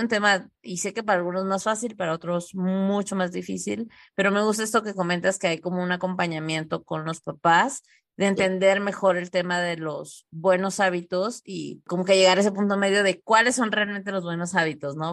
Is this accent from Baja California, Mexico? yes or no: yes; Tijuana, Baja California, Mexico; nosotros somos de Tijuana